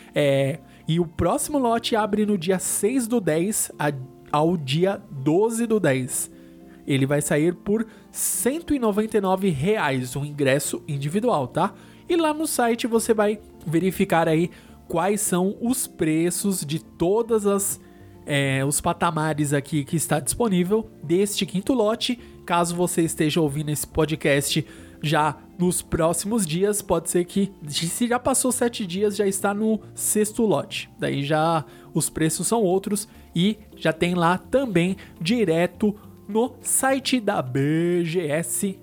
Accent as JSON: {"language": "Portuguese", "region": "São Paulo", "country": "Brazil", "said": "a gente é aqui de São Paulo"}